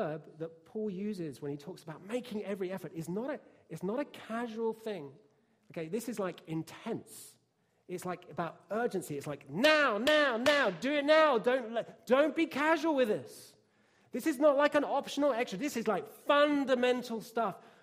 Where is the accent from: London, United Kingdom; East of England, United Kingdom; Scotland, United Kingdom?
East of England, United Kingdom; Bishop's Stortford; I'm white British, from downtown Bishopsthortford in Hertfordshire, which is a pretty rough place to grow up